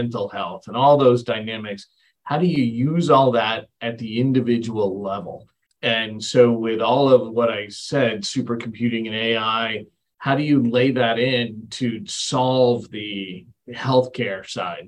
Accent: England, United Kingdom; moved away; I was born in England

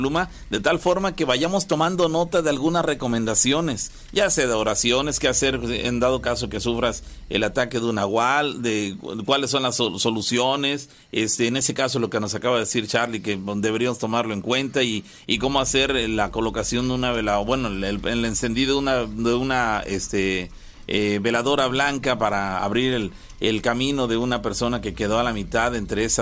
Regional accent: Córdoba, Veracruz, Mexico; Bueno, yo soy de Córdoba y siempre me han pasado cosas extrañas.

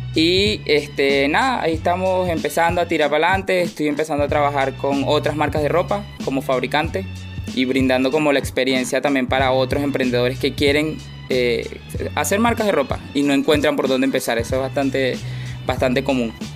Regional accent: Venezuela; moved away as an adult; also born or lived in Argentina / Miami, United States; now in Chile; yo salí de Venezuela hace aproximadamente cinco años

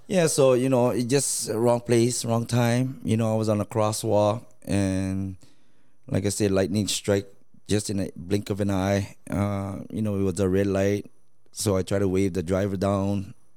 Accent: Laos; now in United States; home where i'm from laos

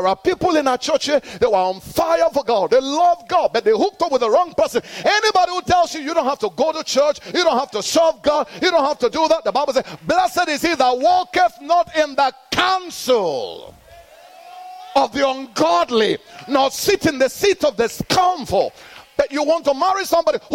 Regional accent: Nigeria; moved away; I'm born in Nigeria

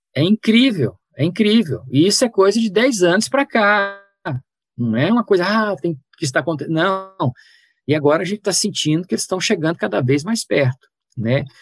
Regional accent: Brazil; nós, enquanto brasileiros

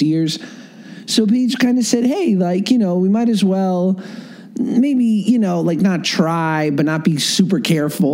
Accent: New York, United States; I grew up in New York

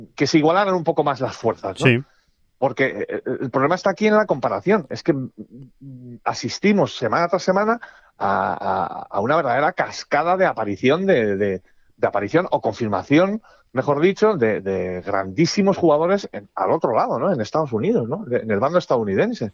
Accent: Spain; somos españoles

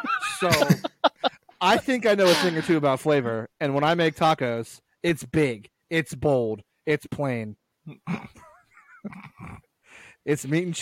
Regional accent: Pennsylvania, United States; my hometown in Pennsylvania didn't have a Chick-fil-A either

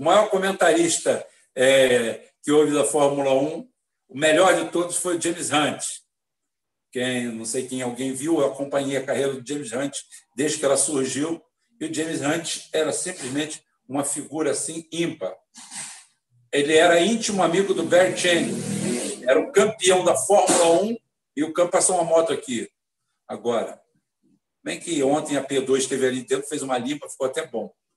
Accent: Brazil; Eu sou nascido no Brasil, mas eu sou cidadão espanhol.

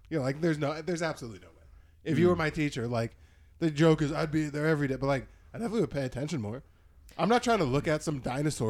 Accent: Scottsdale, Arizona, United States; I grew up playing in Scottsdale.

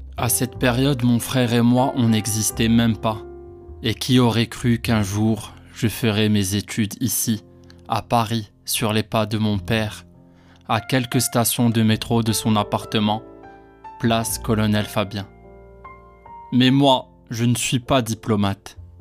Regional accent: Casablanca, Casablanca-Settat, Morocco; moved away as an adult; now in France; j'étais là sur place à Casa depuis ma naissance

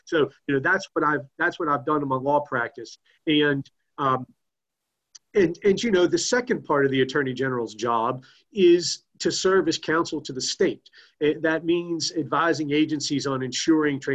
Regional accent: Morgantown, West Virginia, United States; also born or lived in Washington, D.C.; I'm originally from Morgantown.

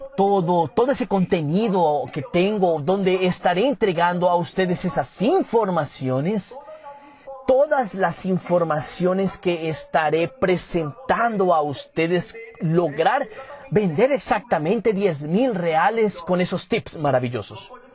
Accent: Caruaru, Pernambuco, Brazil; yo soy natural de Caruaru, Pernambuco

